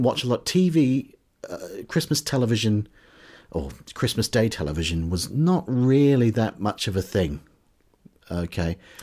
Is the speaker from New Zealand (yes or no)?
yes; New Zealand; now in United Kingdom; growing up in New Zealand in the, in the seventies and eighties